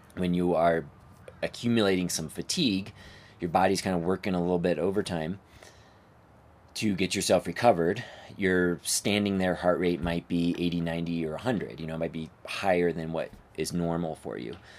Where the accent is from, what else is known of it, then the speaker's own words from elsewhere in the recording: outside of Phoenix, Arizona, United States; also born or lived in Flagstaff, Arizona; now in Denver, United States; I grew up outside of Phoenix, Arizona